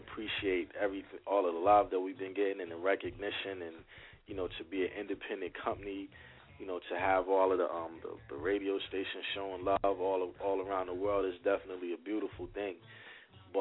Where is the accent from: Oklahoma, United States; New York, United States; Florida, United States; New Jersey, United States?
New Jersey, United States; New Brunswick; I'm from New Brunswick, New Jersey